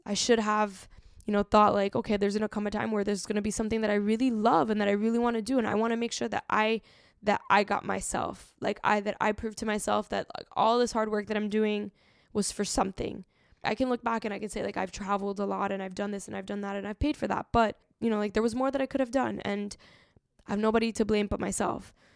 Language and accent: English; Miami, Florida, United States; growing up in Miami